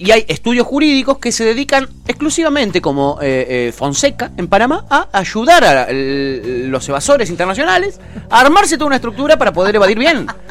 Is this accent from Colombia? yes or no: no; Argentina; Nosotros, los argentinos